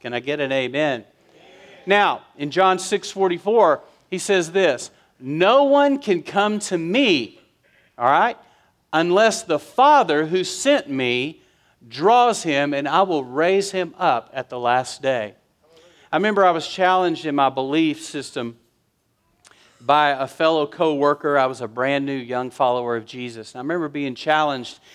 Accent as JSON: {"language": "English", "region": "West Texas", "country": "United States", "tie": "born or raised there", "said": "I was raised in West Texas."}